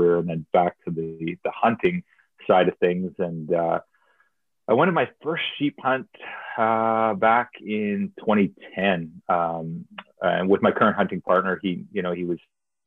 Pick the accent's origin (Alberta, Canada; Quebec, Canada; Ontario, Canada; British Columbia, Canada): Alberta, Canada; southern; I grew up actually in Alberta. I was raised on a farm in southern Alberta